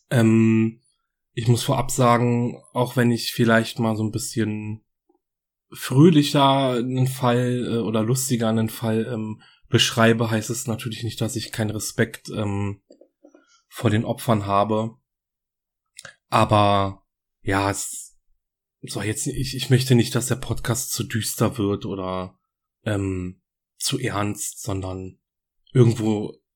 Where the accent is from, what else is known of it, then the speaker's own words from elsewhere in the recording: Berlin, Germany; ich komme aus Berlin.